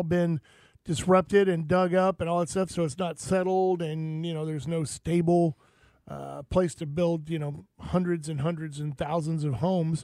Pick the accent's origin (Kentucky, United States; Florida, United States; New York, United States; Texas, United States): Florida, United States; Growing up in Florida, you know, as soon as you hear boom off in the distance, it's raining